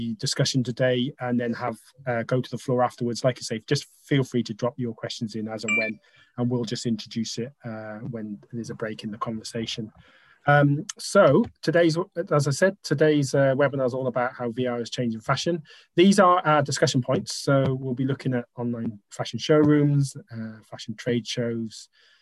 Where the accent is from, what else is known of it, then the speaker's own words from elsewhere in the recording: Wales, United Kingdom; we're all Welsh